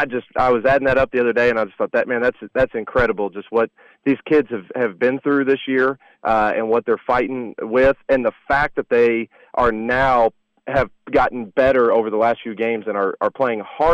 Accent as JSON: {"language": "English", "region": "Southern Indiana", "country": "United States", "tie": "born or raised there", "said": "growing up in Southern Indiana and having a great appreciation for, basketball in this area"}